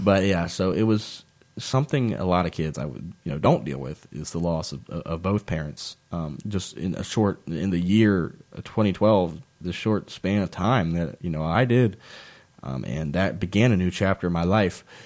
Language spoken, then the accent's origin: English; Nelson County, Virginia, United States; moved away; also born or lived in Waynesboro, Virginia; I'm originally from Nelson County, Virginia, and I moved to Waynesboro, and I really, I, I bleed Waynesboro purple and gold at heart, but I am from Nelson County, Virginia